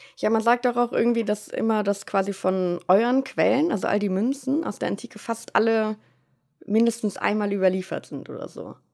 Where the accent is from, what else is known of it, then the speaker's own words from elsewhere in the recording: Germany; moved away as an adult; also born or lived in Münster; now in Vienna, Austria; dass ich Deutsche bin